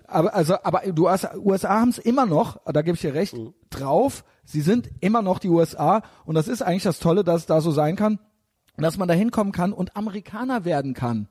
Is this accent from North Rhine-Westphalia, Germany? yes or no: no; Koblenz, Rhineland-Palatinate, Germany; moved away; ich bin aus Koblenz, ja. ja da okay. bin ich ja als kleines Kind schon ans Hochwasser gegangen